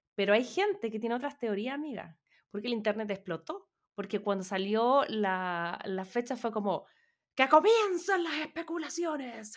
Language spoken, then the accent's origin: Spanish; Chile; moved away as an adult; como chilena